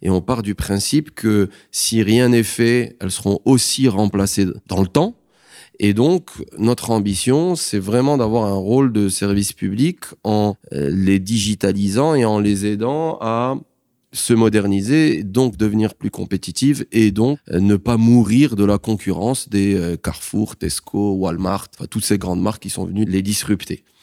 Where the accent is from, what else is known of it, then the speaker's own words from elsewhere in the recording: Rabat, Rabat-Salé-Kénitra, Morocco; also born or lived in Paris, France; je suis marocain, je suis né ici. J'ai fait l'école française, j'ai eu mon bac au lycée français de Rabat